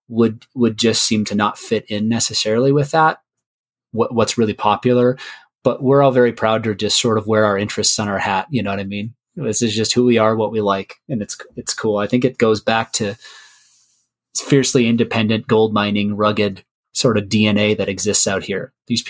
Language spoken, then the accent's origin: English; Colorado, United States; also born or lived in Rio Grande Valley, Texas; So I grew up in Colorado, but I also grew up down in the Rio Grande Valley of South Texas.